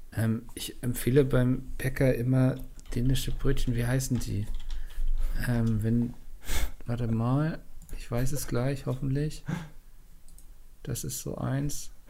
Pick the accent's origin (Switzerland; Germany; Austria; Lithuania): Germany; Northern Germany; ich als Norddeutscher